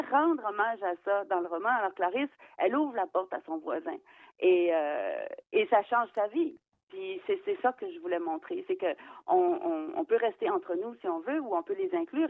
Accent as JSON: {"language": "French", "area": "Eastern Townships", "region": "Quebec", "country": "Canada", "said": "chez nous, parce que c'est les cantons de l'Est"}